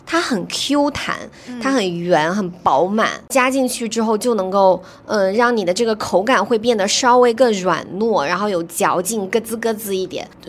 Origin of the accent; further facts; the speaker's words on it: China; 这样子的话，就其实更适合我们中国人的一个烹煮和口味的习惯嘛。